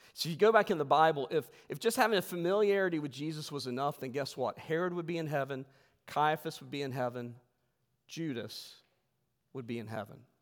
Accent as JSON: {"language": "English", "region": "West Virginia", "country": "United States", "said": "I'm from West Virginia"}